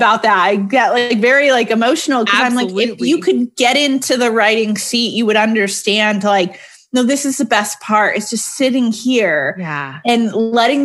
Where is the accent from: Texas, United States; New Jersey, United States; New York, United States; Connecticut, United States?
Connecticut, United States; now in Atlanta, United States; I'm originally from Connecticut. East Coaster.